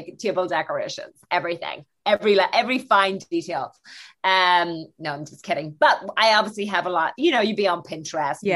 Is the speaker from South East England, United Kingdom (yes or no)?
no; Northern Ireland, United Kingdom; now in London, United Kingdom; I'm from the North